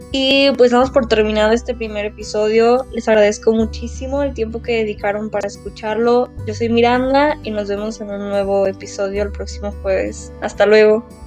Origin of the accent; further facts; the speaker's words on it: Mexico; soy mexicana